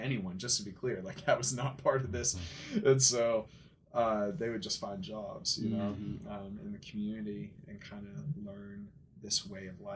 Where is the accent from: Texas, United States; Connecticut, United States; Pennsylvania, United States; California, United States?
Pennsylvania, United States; Aliquippa; also born or lived in Georgia; I'm originally from Pennsylvania, from Aliquippa, that old steel town outside of Pittsburgh